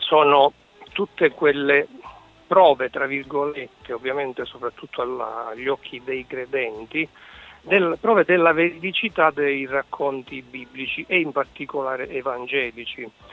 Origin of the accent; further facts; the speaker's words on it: Sicily, Italy; accent: Sicilian; now in Bolzano, Italy; Penso che si senta che sono siciliano anche se vivo a Bolzano.